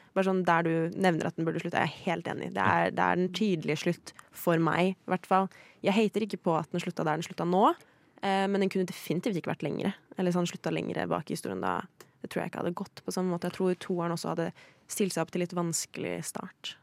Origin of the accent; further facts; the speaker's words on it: Sweden; moved away; Jeg er svensk